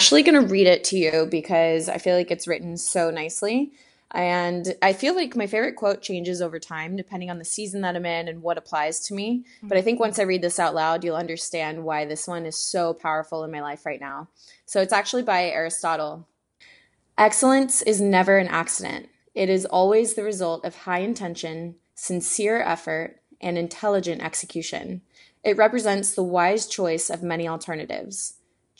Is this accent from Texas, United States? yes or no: yes; Houston, Texas, United States; moved away as an adult; now in Venice, California, United States; I am from Houston, Texas. That's where I was born and raised. And then I moved out to California about 5 years ago. So now I'm in Venice, California